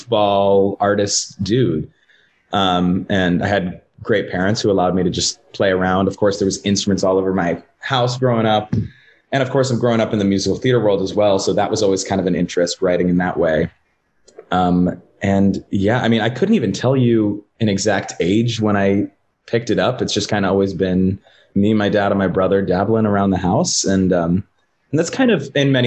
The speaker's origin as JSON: {"language": "English", "town": "Sacramento", "region": "California", "country": "United States", "tie": "born or raised there", "also_born_or_lived": "Texas", "moved": "as an adult", "said": "born and raised in Sacramento."}